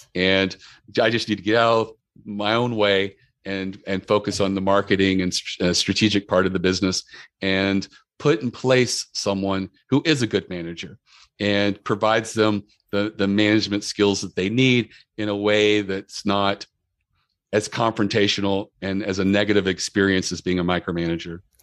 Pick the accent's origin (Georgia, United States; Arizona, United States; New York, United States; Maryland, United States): Maryland, United States; we're from Maryland and we're known for crabs